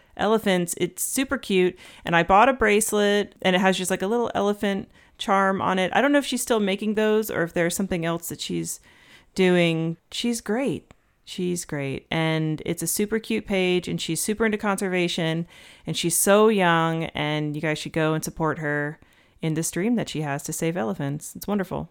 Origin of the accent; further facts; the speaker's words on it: Georgia, United States; I'm from Georgia, but my family's not from Georgia